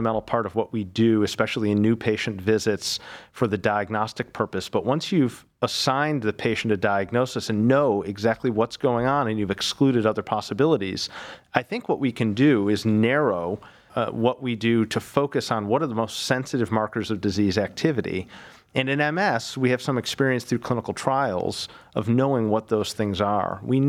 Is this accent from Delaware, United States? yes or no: no; Buffalo, New York, United States; now in Cleveland, United States; So I'm originally from Buffalo, New York, came to Cleveland almost, I guess, 17 years ago now, did my medical school in Buffalo.